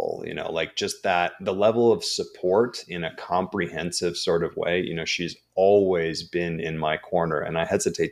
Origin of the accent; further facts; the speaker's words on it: Minneapolis, Minnesota, United States; moved away; I didn't grow up on the East Coast. I grew up in Minneapolis